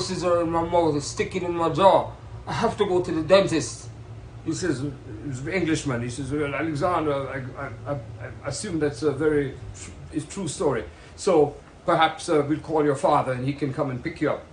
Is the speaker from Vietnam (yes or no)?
no; Kingston, Jamaica; I'm from Kingston, Jamaica